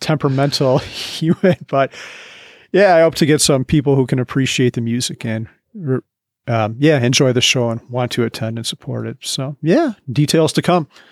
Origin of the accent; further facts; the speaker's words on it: Midwest, United States; also born or lived in Wisconsin / Bozeman, Montana; now in Colorado, United States; I grew up in the Midwest, lived in Wisconsin